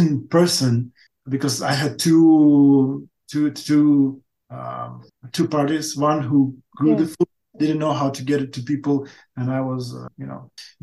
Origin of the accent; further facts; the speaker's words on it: Ukraine; English is a second language; also born or lived in Russia; I came back to Ukraine, to my hometown